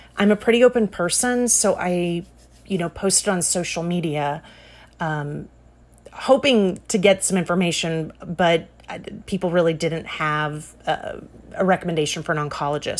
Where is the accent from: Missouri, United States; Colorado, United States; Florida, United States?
Florida, United States; Jacksonville; moved away as an adult; also born or lived in Tallahassee, Florida / Atlanta, Georgia; I grew up in Jacksonville, Florida